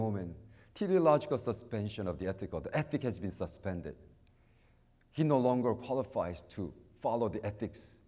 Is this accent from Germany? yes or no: no; United States